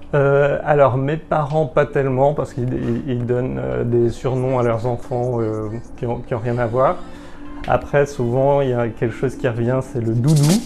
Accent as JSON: {"language": "French", "country": "Martinique", "tie": "born or raised there", "said": "J'ai grandi à Martinique"}